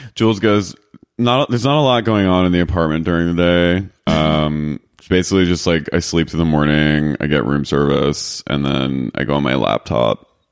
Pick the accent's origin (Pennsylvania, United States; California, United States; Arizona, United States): Pennsylvania, United States; Philadelphia; I'm from Philly